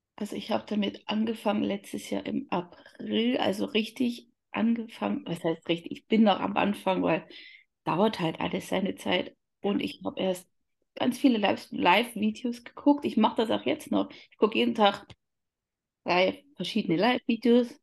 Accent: Upper Palatinate, Bavaria, Germany; komme aus Oberfichtach, das liegt in der Oberpfalz

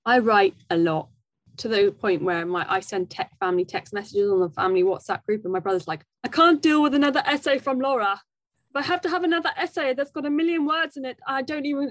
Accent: Wimbledon, London, United Kingdom; I grew up in Wimbledon

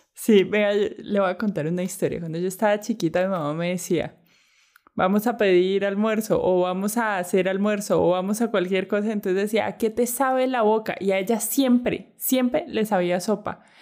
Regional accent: Bogotá, Colombia; also born or lived in Ginebra, Valle del Cauca; yo crecí en Bogotá

